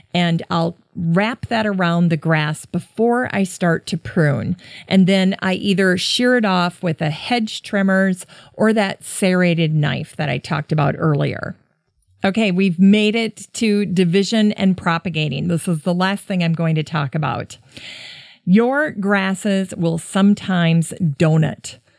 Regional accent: Worthington, Minnesota, United States; growing up in Worthington near Sioux Falls, South Dakota

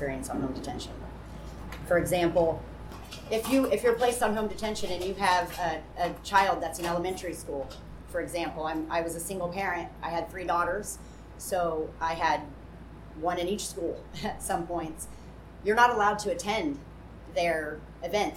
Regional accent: United States; I went and interviewed the executive director of our community correction program in my county. I'm from Wells County

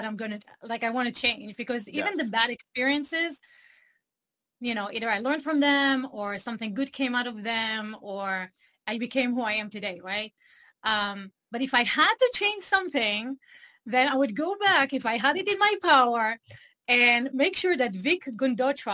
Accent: Israel; English is a second language; moved away as an adult; I grew up in Israel

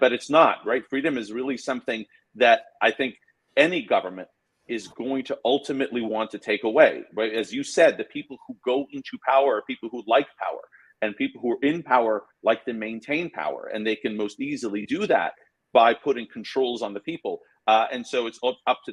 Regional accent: Iran; now in United States; when I was born in Iran, it was pre-revolution. You know, when I was a kid, the revolution occurred

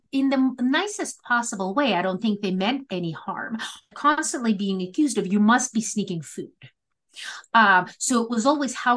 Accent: Moscow, Russia; moved away; I grew up in the former Soviet Union. I'm a first generation religious and political refugee. And growing up in Moscow in the 80s

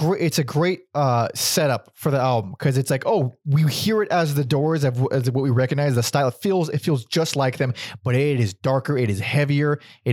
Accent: West Covina, California, United States; West Covina. That's where I was born.

